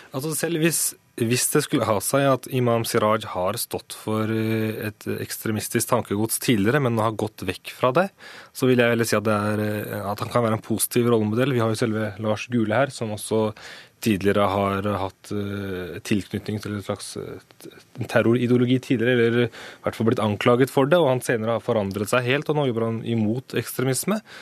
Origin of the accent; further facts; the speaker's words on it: Norway; jeg er født og oppvokst i Norge, jeg har gått på skole i Norge hele mitt liv